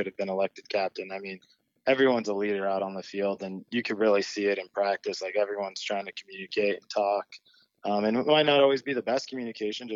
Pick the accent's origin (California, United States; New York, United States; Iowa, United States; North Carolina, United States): California, United States; Orange County, Southern; also born or lived in San Diego; I'm from Southern California, Orange County